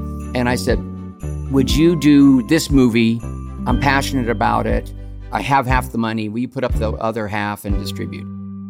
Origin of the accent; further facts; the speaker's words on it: Los Angeles, California, United States; Even though I was a child of Hollywood